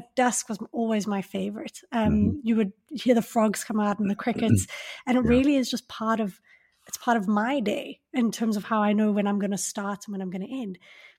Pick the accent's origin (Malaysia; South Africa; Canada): South Africa; Johannesburg, Gauteng; So I grew up in Johannesburg. Mm. And we had, you know, lots of insects. We're a very insect oriented place, I think, and just that the air would often be thick or humid, you know.